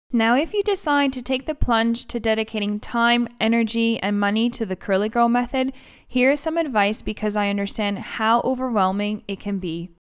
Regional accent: Canada; moved away as an adult; now in London, United Kingdom; I am Greek Canadian

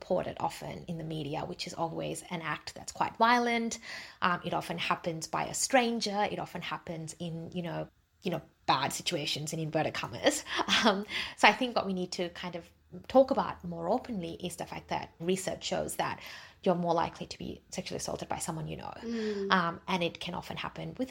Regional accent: Australia; also born or lived in Jaffna, Sri Lanka; I was born in Jaffna, so I identify as a Tamil. We migrated to Australia when I was 8

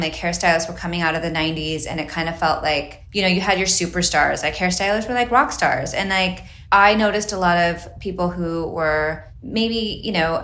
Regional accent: Utah, United States; moved away as an adult; also born or lived in Hawaii; now in Los Angeles, United States; Okay, so I grew up in Utah, and then my family moved to Hawaii, and we lived there for about 4 or 5 years, which was amazing. Then we came back to Utah when I was in high school

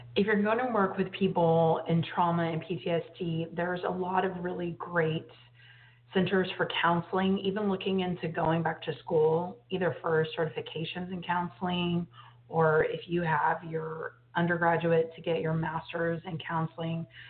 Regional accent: Texas, United States; I grew up in Texas

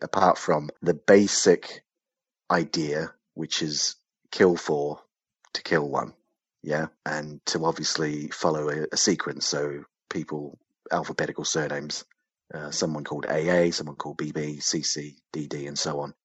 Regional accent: New Zealand; I grew up in New Zealand

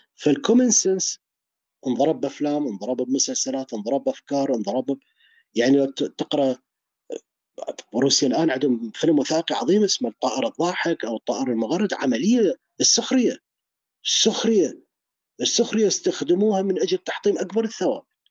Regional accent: Iraq; also born or lived in Dubai, United Arab Emirates; كبرت بالعراق

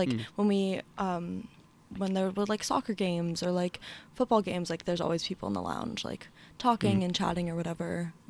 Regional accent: Philadelphia suburbs, Pennsylvania, United States; moved away as an adult; also born or lived in Zurich, Switzerland; now in Charlottesville, United States; I'm a first year at the University of Virginia. Mm-hmm. I'm from the Philly suburbs. I live in Bonnycastle

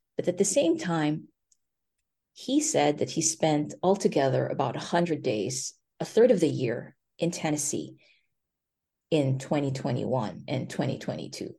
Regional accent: Philippines; moved away as an adult; also born or lived in China / South Dakota / Bennington County, Vermont; now in Vermont, United States; I grew up in the Philippines

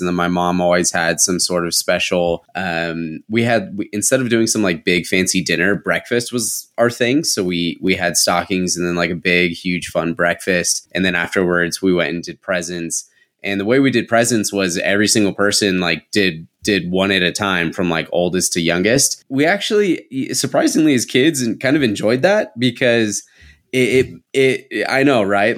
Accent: San Diego, California, United States; I grew up in San Diego, in like North County, San Diego

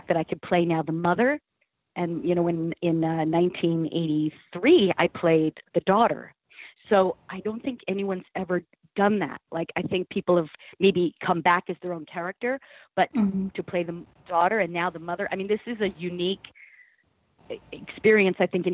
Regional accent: Plainview, New York, United States; I am from Plainview, New York, which is on Long Island.

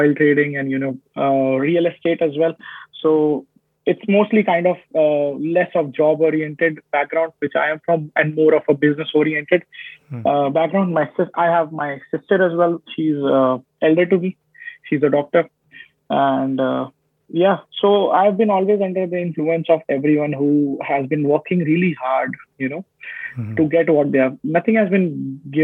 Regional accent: Faridabad, Haryana, India; moved away as an adult; now in Canada; I am from Faridabad. It's an industrial town near Delhi

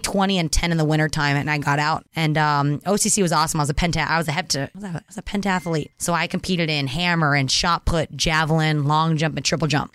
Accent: Orange County, California, United States; I grew up in Orange County, and my high school soccer was very competitive

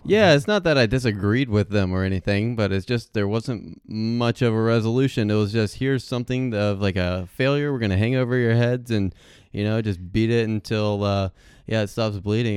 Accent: Hilton Head, South Carolina, United States; I'm originally from Hilton Head, South Carolina, and so pretty much for all of Beaufort County, the county that I lived

